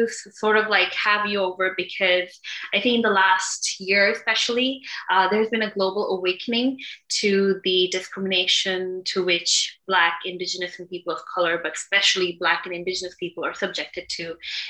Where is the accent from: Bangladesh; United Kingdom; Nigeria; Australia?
Bangladesh; moved away; we're from Bangladesh, and we even saw back home, which is so far away from North America